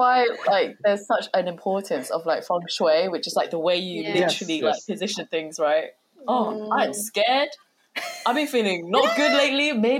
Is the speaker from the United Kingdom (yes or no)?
yes; United Kingdom; I'd always say I'm British.